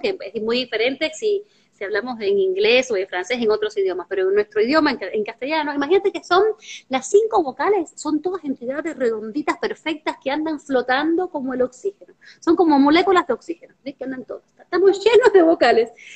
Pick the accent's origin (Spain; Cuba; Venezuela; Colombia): Cuba; now in Argentina; Representaba a la escuela, representaba a mi municipio, representaba a mi país, a Cuba. Soy cubana